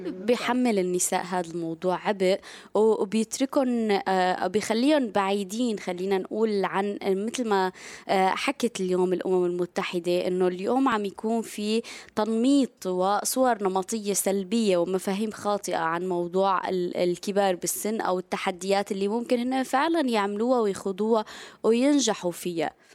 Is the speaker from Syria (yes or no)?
yes; Syria; نحن كسوريين